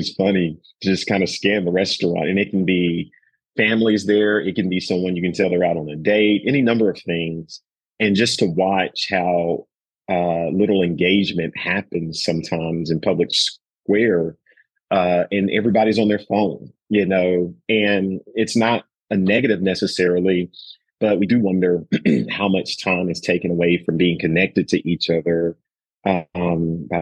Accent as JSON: {"language": "English", "area": "the South", "region": "Southern United States", "country": "United States", "said": "I'm from the South as well"}